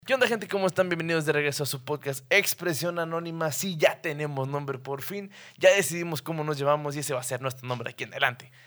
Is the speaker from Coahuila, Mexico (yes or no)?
yes; Torreón, Coahuila, Mexico; somos de Torreón, es un pinche desierto